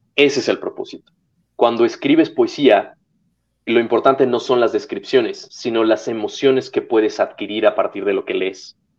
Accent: Mexico; moved away; also born or lived in Serbia / Spain; después me regreso a México

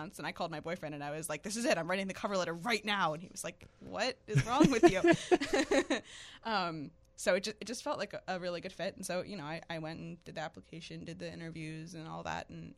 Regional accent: Philadelphia, Pennsylvania, United States; moved away as an adult; also born or lived in Richmond; I'm from Philadelphia, and I lived in various Philly suburbs for my whole life

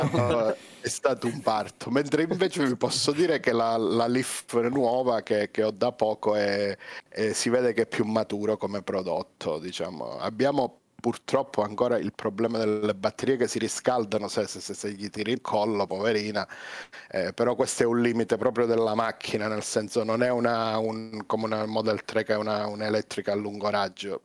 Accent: Calabria, Italy; io sono calabrese

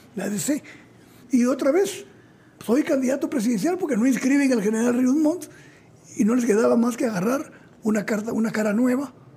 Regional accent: Zacapa, Guatemala; moved away as an adult; also born or lived in Mexico

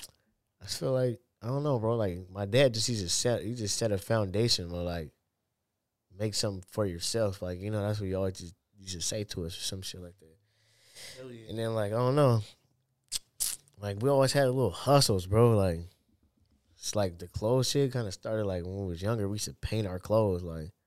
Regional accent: Seattle, Washington, United States; Playing basketball every day, bro. Like, in my neighborhood, bro, there was like kids and shit.

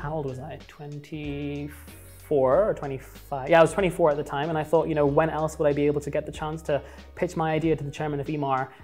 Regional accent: Dubai, United Arab Emirates; also born or lived in London, United Kingdom / Pakistan (ancestry); I grew up in Dubai, went to school here and high school here, moved to London

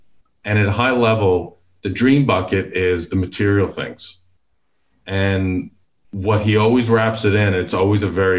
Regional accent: Houston, Texas, United States; And I'm from Houston.

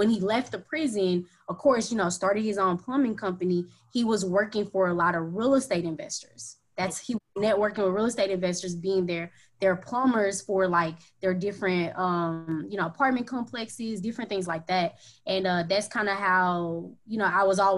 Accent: Dallas, Texas, United States; also born or lived in Houston, Texas; I'm from Dallas, Texas

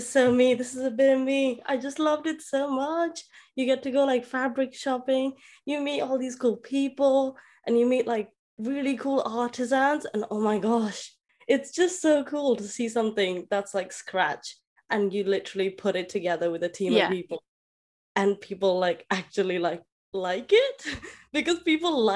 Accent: Delhi, India; I'm from India, Delhi specifically

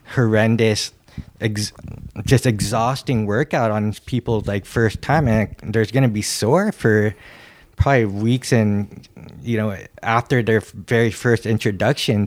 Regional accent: San Francisco, California, United States; growing up in San Francisco? you know, it was a pretty pretty huge skate scene.

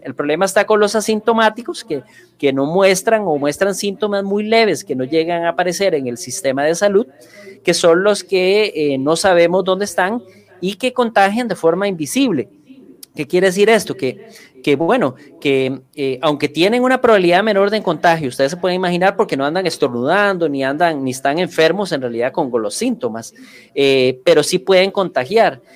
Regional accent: Costa Rica

